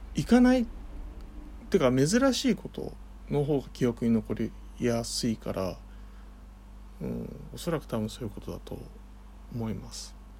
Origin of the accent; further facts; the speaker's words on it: Kanto, Japan; 僕はあの関東生まれなので。で関東育ち